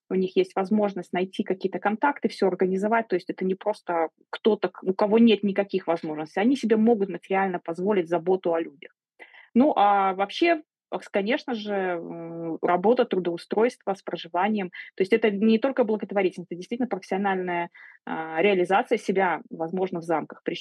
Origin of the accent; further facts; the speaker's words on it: Belarus; moved away; Я уезжала из Беларуси, очень быстро собирала вещи, паковала чемодан.